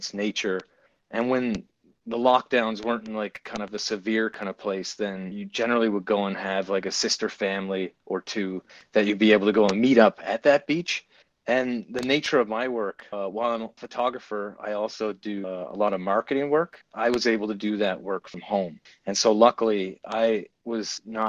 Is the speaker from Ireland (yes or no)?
no; Gander, Newfoundland and Labrador, Canada; moved away as an adult; now in Antigonish, Canada; I came here from Gander, Newfoundland, another small town, my hometown where I was born and raised, to go to university